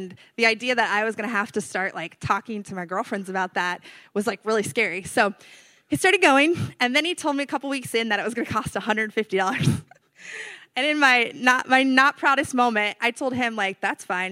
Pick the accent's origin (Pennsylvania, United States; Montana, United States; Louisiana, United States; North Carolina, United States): North Carolina, United States; moved away as an adult; also born or lived in California; I'm from North Carolina